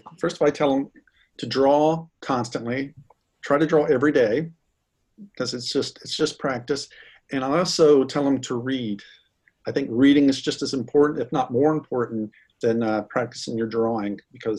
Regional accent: the South, United States; Well, I grew up in the South when the whole fabric industry was changing. So we moved around quite a bit.

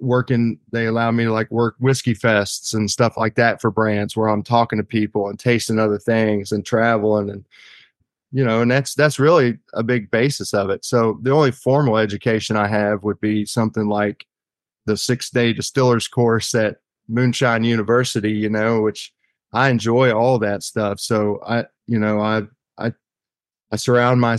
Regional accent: Eastern Kentucky, United States; born and raised in Kentucky.

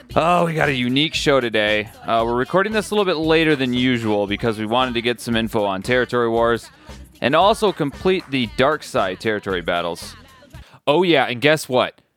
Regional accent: Midwest, United States; moved away; I'm originally from the Midwest

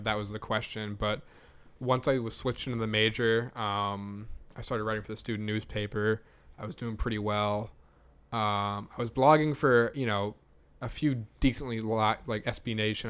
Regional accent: Kingston, Massachusetts, United States; I'm from South Shore, Massachusetts

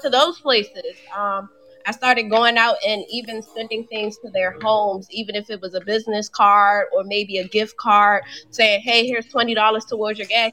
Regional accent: Washington, District of Columbia, United States; moved away as an adult; now in Atlanta, United States; I'm originally from Washington D.C. I relocated to Atlanta two years ago

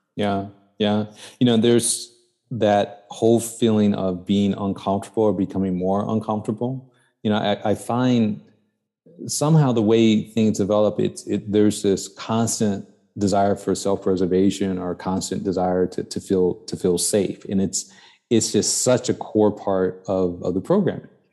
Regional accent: Chicago, Illinois, United States; also born or lived in New York; I grew up in the South Side of Chicago.

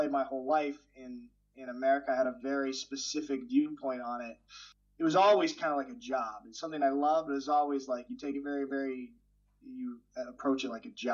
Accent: Portland, Oregon, United States; moved away as an adult; now in Schwäbisch Hall, Germany; I am from Portland, Oregon, on the west coast of the United States. I currently live in Schwäbisch Hall, Germany

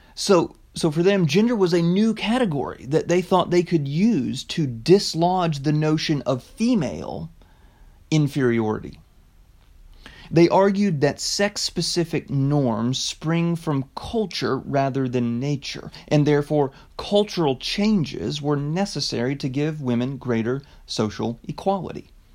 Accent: United States; as an American

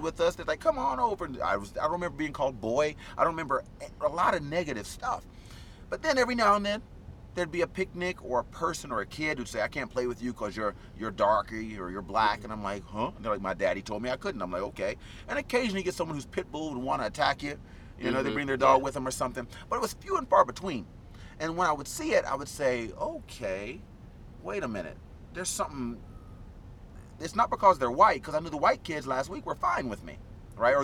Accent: Institute, West Virginia, United States; born or raised there; also born or lived in Charleston, West Virginia

